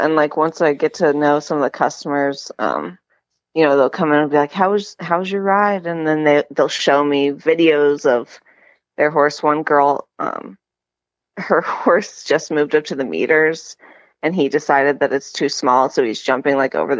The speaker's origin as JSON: {"language": "English", "region": "Georgia", "country": "United States", "said": "Yeah, yeah. Okay. I live in Noonan."}